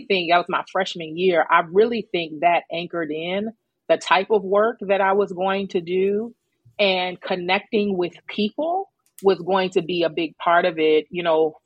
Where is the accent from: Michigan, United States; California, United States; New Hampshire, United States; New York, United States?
New York, United States; New York City; also born or lived in Greensboro, North Carolina; New York City. Born and raised in Queens, New York.